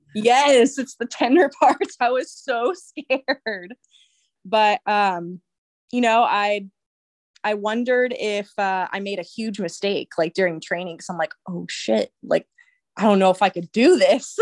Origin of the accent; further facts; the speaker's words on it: Santa Maria, California, United States; growing up in Santa Maria